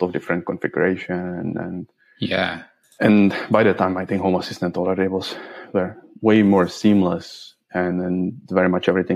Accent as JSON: {"language": "English", "region": "Prague", "country": "Czechia", "second_language": "English", "moved": "as an adult", "lives_now": "Sweden", "said": "originally from Czech Republic, from Prague."}